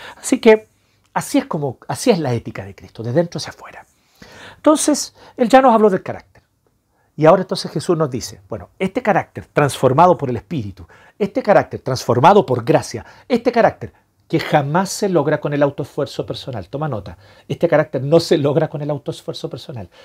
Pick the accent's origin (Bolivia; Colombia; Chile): Chile; nosotros como chilenos